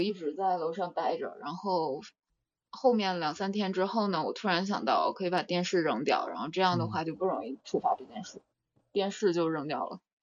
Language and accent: Chinese; China; moved away; 小时候，就在国内的那几次